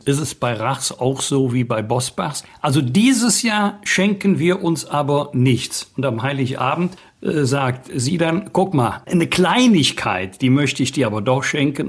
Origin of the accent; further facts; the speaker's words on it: Bergisch Gladbach, North Rhine-Westphalia, Germany; in meiner Heimatstadt Bergisch Gladbach